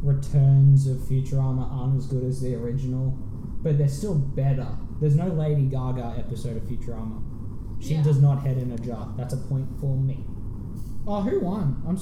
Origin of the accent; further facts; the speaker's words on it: Australia; I'm Australian